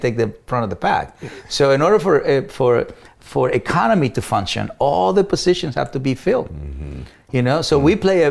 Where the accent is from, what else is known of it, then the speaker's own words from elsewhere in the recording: Mexico; English is a second language; moved away as an adult; also born or lived in Los Angeles, United States; now in United States; as a Mexican